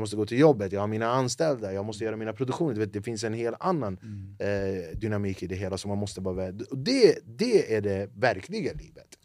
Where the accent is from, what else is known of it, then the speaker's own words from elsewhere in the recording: Flemingsberg, Stockholm County, Sweden; Jag är född och uppvuxen i Flemingsberg